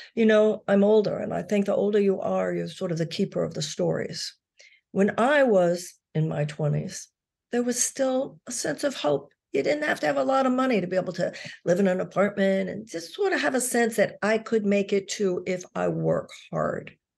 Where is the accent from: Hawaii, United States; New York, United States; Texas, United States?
Texas, United States; I grew up in Texas